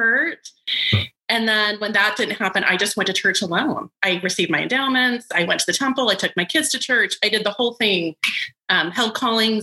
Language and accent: English; Salt Lake City, Utah, United States; I was raised in Salt Lake City